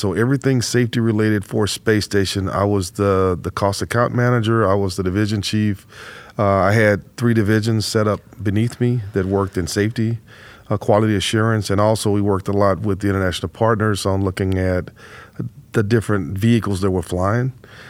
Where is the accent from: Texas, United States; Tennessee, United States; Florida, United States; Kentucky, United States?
Texas, United States; Houston; So I grew up right here in Houston, and I attended Rice University, have a double E degree from Rice University